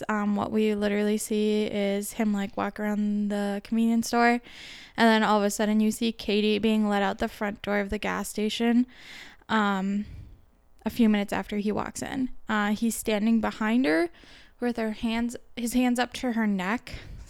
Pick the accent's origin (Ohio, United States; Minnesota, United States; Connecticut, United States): Minnesota, United States; because we're from Minnesota